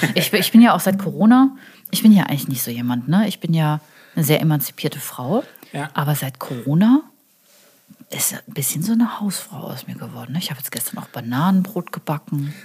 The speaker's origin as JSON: {"language": "German", "town": "Karlsruhe", "region": "Baden-Württemberg", "country": "Germany", "moved": "yes", "lives_now": "Cologne, Germany", "said": "ich bin aus Süddeutschland."}